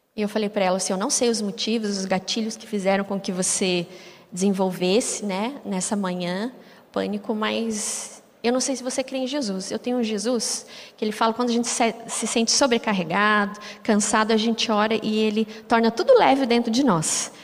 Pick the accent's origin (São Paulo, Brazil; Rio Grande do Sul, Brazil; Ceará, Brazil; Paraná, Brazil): Paraná, Brazil; Curitiba; eu sou curitibano